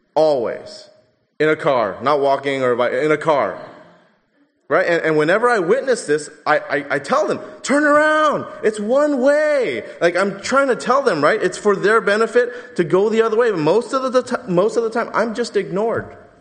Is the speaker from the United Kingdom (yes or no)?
no; Southern California, United States; I'm from Southern California because only we call the five the five